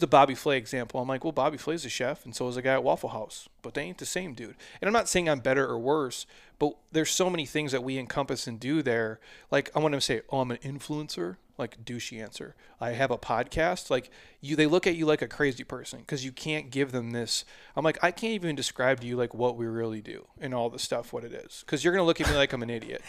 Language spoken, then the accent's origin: English; Midwest, United States; now in Scottsdale, United States; I'm a dude from the Midwest